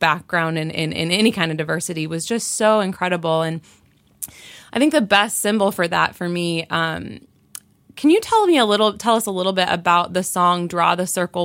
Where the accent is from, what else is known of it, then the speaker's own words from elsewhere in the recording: rural Nebraska, United States; moved away as an adult; I'm a blonde-haired, blue-eyed farmer's daughter from rural Nebraska. That literally is my background. And I went to college in my hometown